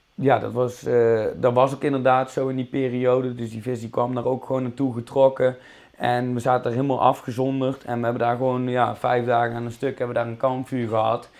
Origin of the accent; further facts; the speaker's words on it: Tilburg, North Brabant, Netherlands; accent: Brabant; also born or lived in Goirle; geboren en getogen in eh, Tilburg. Dus ras echte Brabander. Daar zullen jullie misschien ook wel aan mijn accent horen.